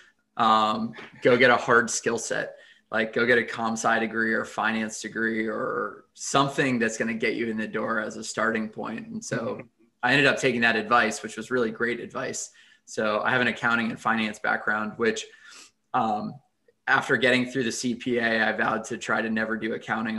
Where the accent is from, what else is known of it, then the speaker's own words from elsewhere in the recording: McLean, Virginia, United States; also born or lived in North Carolina; I grew up in the McLean and Arlington area, went to Chesterbrook Elementary and then Longfellow and then McLean High School, and have been around the DMV for my entire life.